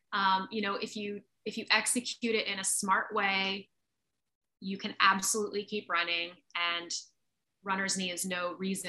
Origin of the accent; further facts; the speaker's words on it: Jamestown, New York, United States; now in San Antonio, Texas, United States; I grew up in Jamestown.